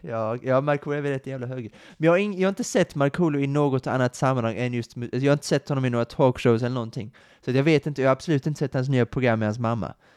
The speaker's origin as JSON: {"language": "Swedish", "town": "Kristianstad", "region": "Skåne", "country": "Sweden", "tie": "born or raised there", "moved": "as an adult", "lives_now": "Lund, Sweden", "said": "mina hemtrakter i Kristianstad"}